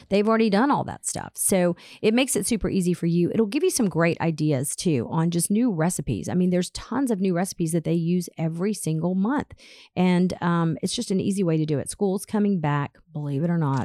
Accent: Atlanta, Georgia, United States; as a teenager growing up in Atlanta

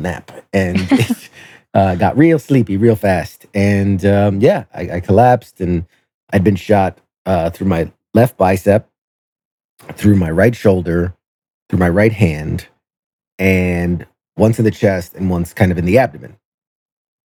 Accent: New York City, New York, United States; I'm originally from New York City, and I was a senior in high school when 9/11 happened

